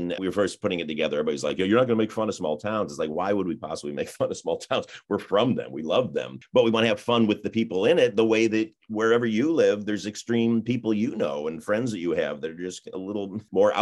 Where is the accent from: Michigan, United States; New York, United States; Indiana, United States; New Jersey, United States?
Michigan, United States; Mount Clemens; I grew up in Michigan, in Mount Clemens, Michigan, which was a small town.